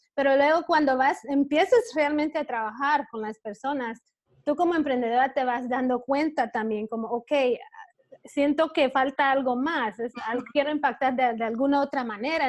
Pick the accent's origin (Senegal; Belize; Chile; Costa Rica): Belize; moved away as an adult; now in Chicago, United States; yo originalmente soy de Belice